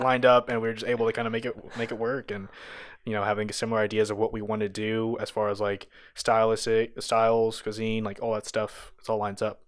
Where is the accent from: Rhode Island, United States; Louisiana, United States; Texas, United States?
Texas, United States; Austin; moved away as an adult; also born or lived in Orange County, California / New Mexico; born in Orange County, and uh, lived in New Mexico for a little bit, um, and then I moved to Austin when I was seven, and so I lived there. I pretty much grew up there